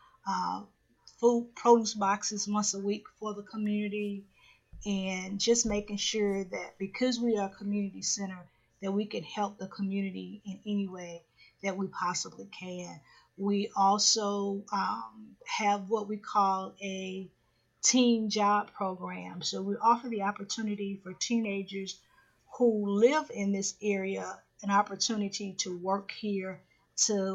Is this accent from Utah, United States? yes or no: no; Crystal Springs, Mississippi, United States; moved away as an adult; also born or lived in Cleveland, Ohio; I was born and raised, actually, I'm originally from Crystal Springs, Mississippi, on the other side of Jackson